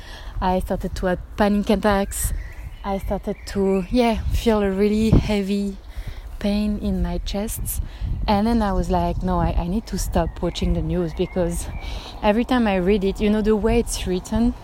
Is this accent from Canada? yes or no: no; Paris, Île-de-France, France; English is a second language; moved away as an adult; now in Germany; As you can hear, I'm not a native speaker. I'm actually from Paris in France, but I live in Germany for 5 years now.